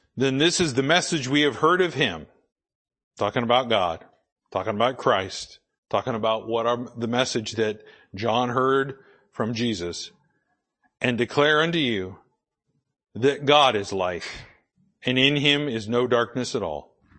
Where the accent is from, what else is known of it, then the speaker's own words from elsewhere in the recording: United States; I was born in the United States of America